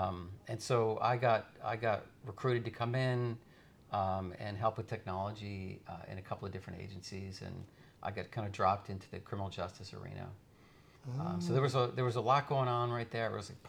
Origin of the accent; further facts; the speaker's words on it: upstate New York, United States; also born or lived in Los Angeles, United States; I grew up in upstate New York.